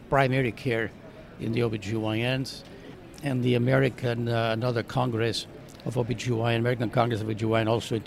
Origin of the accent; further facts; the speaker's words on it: Barcelona, Catalonia, Spain; now in Arizona, United States; I grew up in Mediterranean in Barcelona, Spain